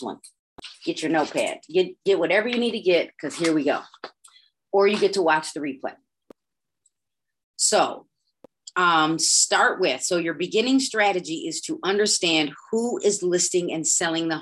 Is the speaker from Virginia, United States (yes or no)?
no; Broadview, Illinois, United States; I grew up in Broadview